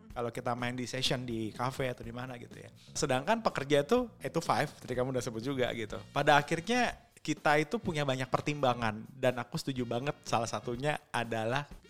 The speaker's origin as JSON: {"language": "Indonesian", "region": "Java", "country": "Indonesia", "said": "Orang saya orang Jawa, sendiri. Jawa KW."}